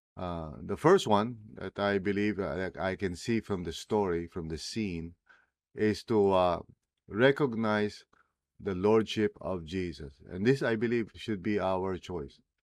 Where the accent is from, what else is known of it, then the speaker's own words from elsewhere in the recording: Philippines; first language Tagalog; English is a second language; English as well as, uh, my native language, Tagalog